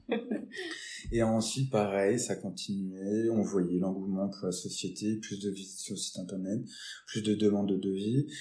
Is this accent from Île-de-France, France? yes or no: no; Nancy, Grand Est, France; also born or lived in Metz; now in Lyon, France; je viens de Nancy, hein, pas de, pas de Metz directement